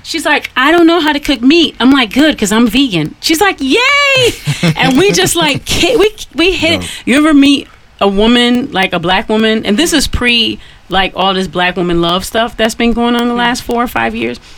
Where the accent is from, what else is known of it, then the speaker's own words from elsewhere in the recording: Detroit, Michigan, United States; I'm from Detroit.